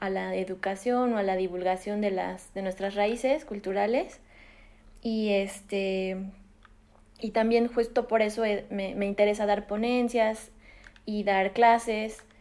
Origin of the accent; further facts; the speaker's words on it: Mexico City, Mexico; yo nací en la Ciudad de México